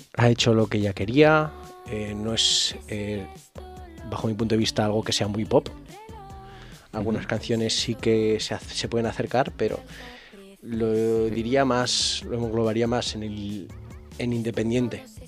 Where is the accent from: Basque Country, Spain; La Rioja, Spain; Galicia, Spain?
La Rioja, Spain; Alfaro; yo soy de Alfaro